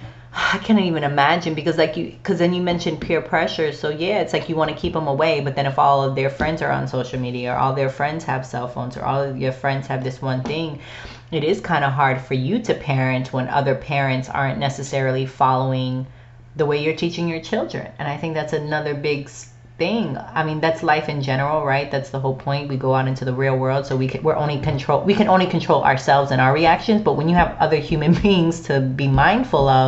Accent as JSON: {"language": "English", "region": "Florida", "country": "United States", "tie": "born or raised there", "also_born_or_lived": "the Bronx, New York", "said": "I didn't grow up in the Bronx. I was born in the Bronx. I left when I was 4. I'm really a Floridian."}